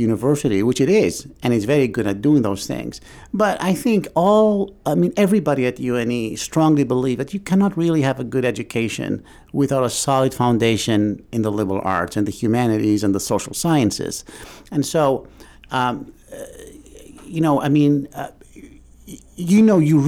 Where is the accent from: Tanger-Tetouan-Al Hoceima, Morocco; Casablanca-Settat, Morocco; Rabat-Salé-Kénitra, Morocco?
Tanger-Tetouan-Al Hoceima, Morocco; Tangier; moved away as an adult; also born or lived in New York City, United States; now in Maine, United States; I was born in Tangier, Morocco, and I grew up in Tangier, and then I came to the States in 1983 to New York City